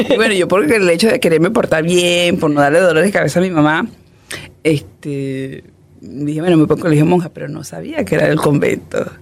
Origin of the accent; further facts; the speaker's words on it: Puerto Ayacucho, Amazonas, Venezuela; moved away as an adult; yo soy del Amazonas, me crié en el Amazonas